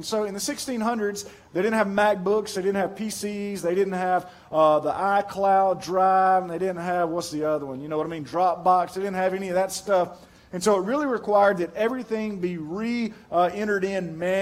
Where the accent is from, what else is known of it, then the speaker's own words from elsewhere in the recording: Pearl, United States; I'm from Pearl